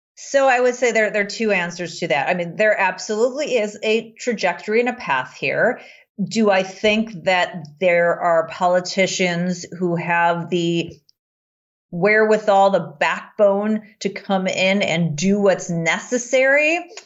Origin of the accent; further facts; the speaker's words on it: United States; as an American